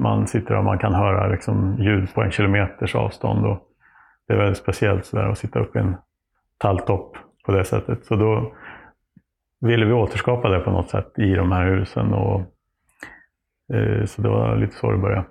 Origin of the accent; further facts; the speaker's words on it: Oxelösund, Södermanland, Sweden; also born or lived in Nyköping / Trosa; vi hade någon trädkoja i Oxelösund där jag växte upp